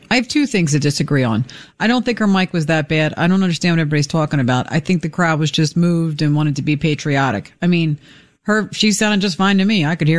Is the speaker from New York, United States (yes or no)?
yes; New York, United States; moved away; Everybody in the neighborhood knows I'm from New York